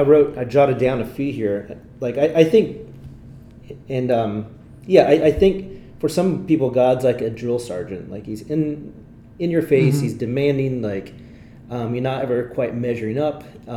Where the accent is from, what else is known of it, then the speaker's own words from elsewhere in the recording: Italy; English is a second language; I grew up overseas, and I think if you listen to episode 3 or 4, you'd get more of my bio, but I grew up in Italy. My parents were missionaries there